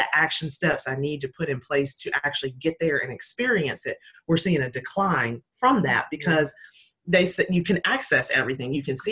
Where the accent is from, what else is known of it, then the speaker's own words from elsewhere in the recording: Hickory, North Carolina, United States; also born or lived in Puerto Rico; my hometown of Hickory, North Carolina